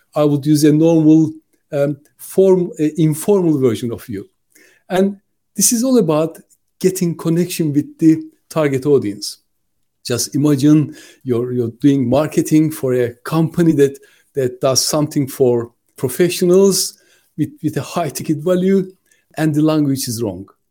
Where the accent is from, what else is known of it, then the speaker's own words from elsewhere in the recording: Turkey; moved away as an adult; now in United Kingdom; I'm originally from Turkey, but I lived longer in the UK than I lived in my